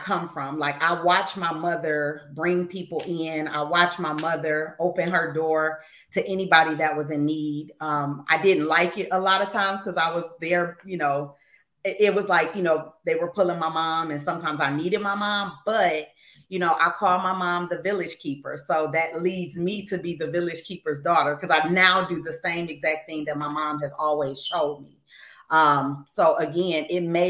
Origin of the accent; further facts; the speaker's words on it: Waukegan, Illinois, United States; Your girl is from the west side of Waukegan.